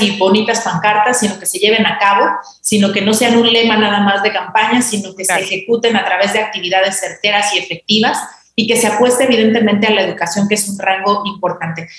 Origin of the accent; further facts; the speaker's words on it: Mexico; como sociedad mexicana